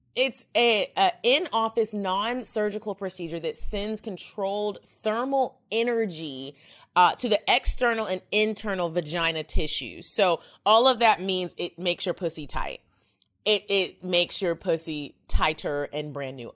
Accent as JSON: {"language": "English", "town": "Dallas", "region": "Texas", "country": "United States", "said": "I'm from Dallas"}